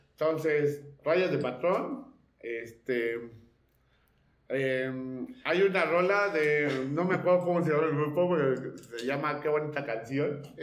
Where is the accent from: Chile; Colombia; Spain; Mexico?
Mexico; Monterrey, Nuevo León; soy de pues, Monterrey.